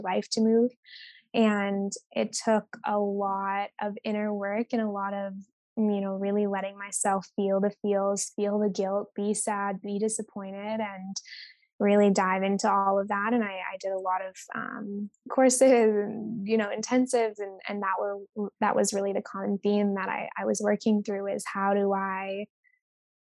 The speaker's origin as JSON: {"language": "English", "area": "Vancouver Island", "region": "British Columbia", "country": "Canada", "tie": "born or raised there", "moved": "as an adult", "lives_now": "Bali, Indonesia", "said": "I am Canadian at heart. I grew up on Vancouver Island."}